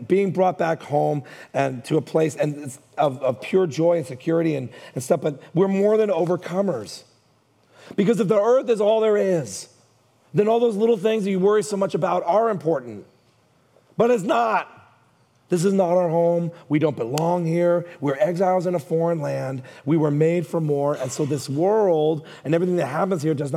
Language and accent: English; Hayward, California, United States; I grew up in Hayward